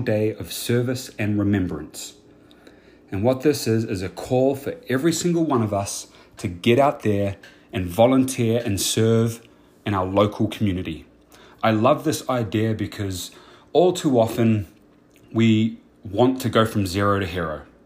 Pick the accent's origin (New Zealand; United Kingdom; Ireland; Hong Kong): New Zealand; now in United States; I was born and raised in New Zealand.